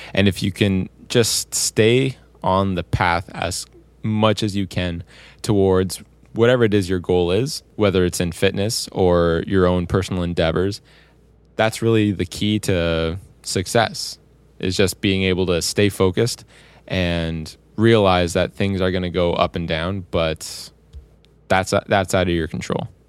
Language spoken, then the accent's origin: English; Windsor, Ontario, Canada; I came all the way down from my hometown of Windsor, Ontario